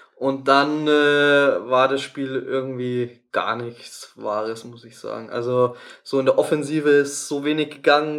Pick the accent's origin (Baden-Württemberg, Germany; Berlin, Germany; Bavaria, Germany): Bavaria, Germany; Tegernsee; aus meinem Geburtsort Tegernsee